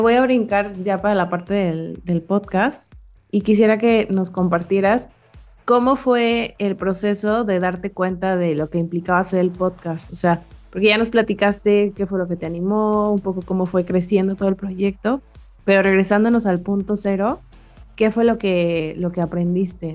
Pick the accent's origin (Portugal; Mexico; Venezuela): Mexico; crecimos en México